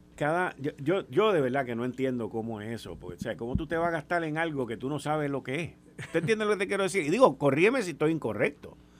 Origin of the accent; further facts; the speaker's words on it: Puerto Rico; nosotros como isla, como puertorriqueños, como ciudadanos americanos